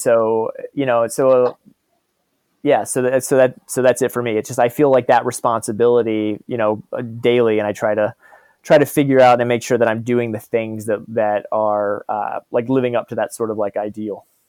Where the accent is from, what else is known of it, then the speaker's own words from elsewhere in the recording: Virginia, United States; also born or lived in Texas; growing up in the South